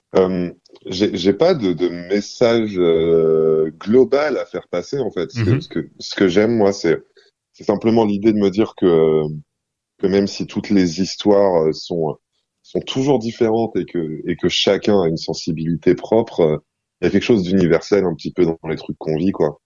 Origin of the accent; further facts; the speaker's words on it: Cairo, Cairo Governorate, Egypt; la collection immense de, CD et de cassettes qu'il y avait dans, le salon de mon appartement au Caire